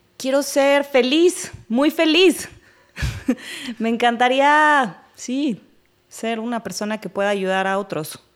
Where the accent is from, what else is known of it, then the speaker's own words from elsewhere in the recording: Mexico City, Mexico; Soy de la Ciudad de México, originaria